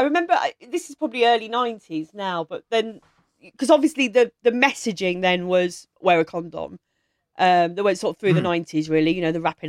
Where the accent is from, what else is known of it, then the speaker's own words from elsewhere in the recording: Maidstone, South East England, United Kingdom; I grew up in Maidstone in Kent.